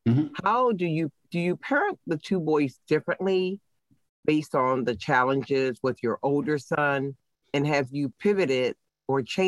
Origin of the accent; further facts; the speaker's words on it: Baltimore, Maryland, United States; Being born and raised in Baltimore